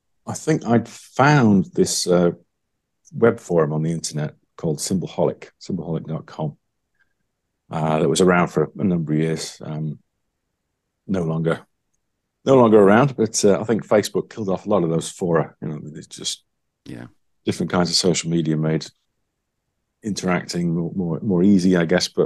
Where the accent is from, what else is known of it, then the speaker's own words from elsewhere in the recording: Wales, United Kingdom; Steve Hubbeck was sort of the closest to me, I guess, in terms of being a British person from Wales.